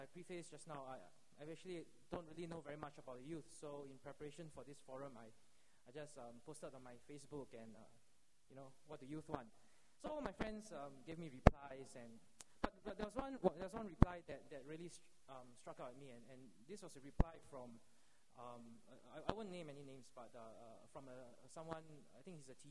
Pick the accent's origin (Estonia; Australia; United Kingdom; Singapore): Singapore; as a Singaporean